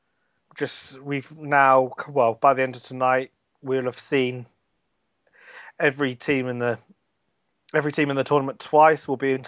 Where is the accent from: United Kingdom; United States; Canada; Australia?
United Kingdom; England; I'm an English citizen.